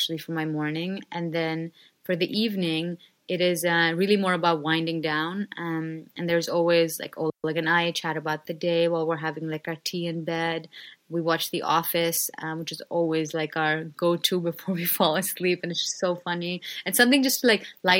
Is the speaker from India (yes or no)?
yes; India; moved away; a middle class girl growing up in India